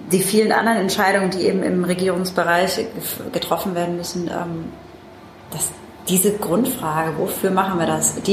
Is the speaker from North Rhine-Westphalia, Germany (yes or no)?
no; Mannheim, Baden-Württemberg, Germany; ich bin äh, Mannheimerin, deswegen schön, dass du nach Mannheim gekommen bist.